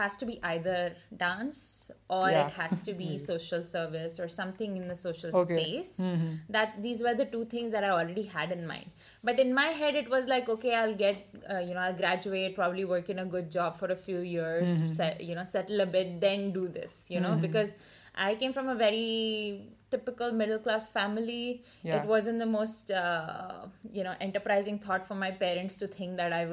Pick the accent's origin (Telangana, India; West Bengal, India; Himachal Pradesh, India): Telangana, India; Hyderabad; moved away; also born or lived in Maharashtra / Pilani; I'm actually Maharashtrian. So, I speak Marathi at home. But I was born in Hyderabad. So, I speak Telugu as well.